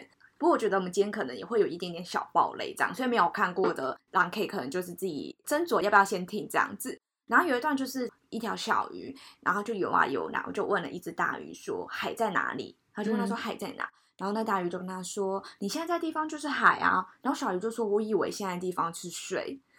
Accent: Taipei, Taiwan; 对我们台北人来讲

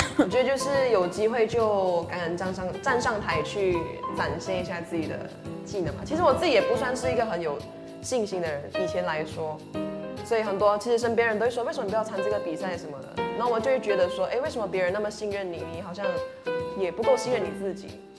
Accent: Taiping, Perak, Malaysia; moved away as an adult; now in Taiwan; 我是来自马来西亚的

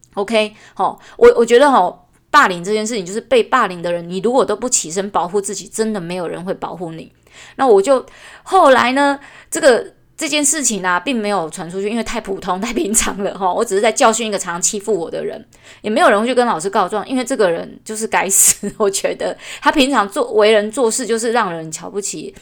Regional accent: Taichung, Taiwan; 我们因为家里举家又搬迁到了更， 就是台中市市中心

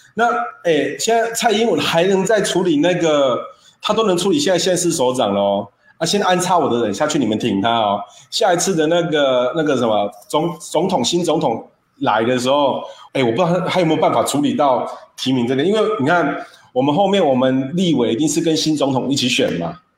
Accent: Taiwan; 我们台湾人这一种

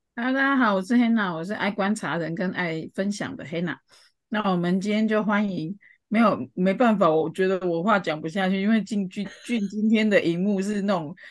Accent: Changhua County, Taiwan; 我们彰化那边的人其实有很多有名的人都还是会，回去贡献这样

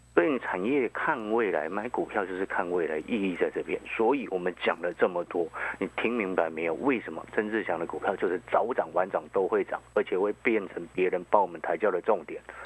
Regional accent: Hualien, Hualien County, Taiwan; moved away as an adult; also born or lived in Taipei; 因为我在花莲长大的

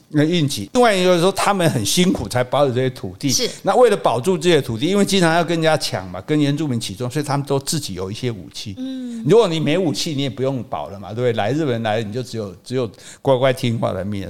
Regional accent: Hukou, Hsinchu County, Taiwan; also born or lived in Yilan; 我们从新竹的湖口坐普通车

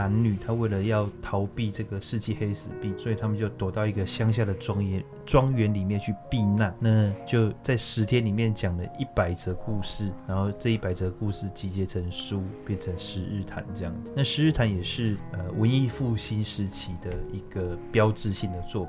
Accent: China; 哦，我们中国人其实很聪明的。我们中国人其实已经发现，只要得过天花存存活下来的人，就不会再得了。

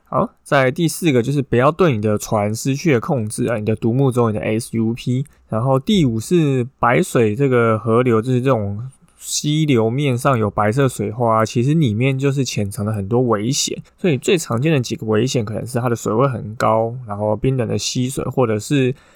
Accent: Taipei, Taiwan; 自己刚好就住在内湖哈，所以碧湖公园跟大湖公园就是我长大的地方

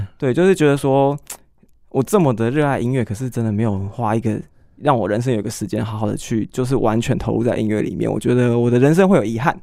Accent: Taichung, Taiwan; 因为我台中念书的，我是台中人

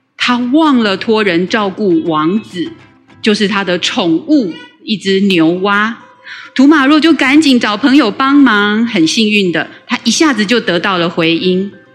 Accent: Taiwan; first language Taiwanese Hokkien; Chinese is a second language; 小时候是讲台语，但是就是跟很多人一样，一上学之后就失去了，嗯，说台语的环境

